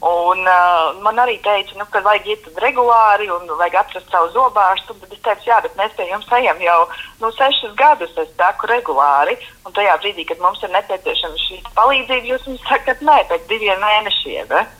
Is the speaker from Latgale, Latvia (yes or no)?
no; Valmiera, Vidzeme, Latvia; mēs esam no Valmieras